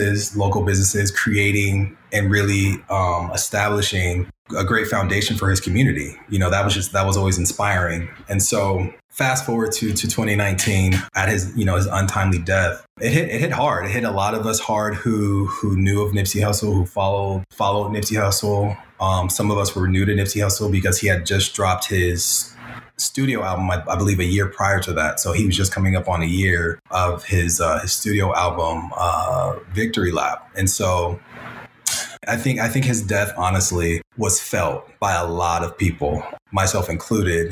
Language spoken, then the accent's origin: English; Pasadena, California, United States; coming from Pasadena and being around Pasadena, you know, we love the city. We love to say that we're from Pasadena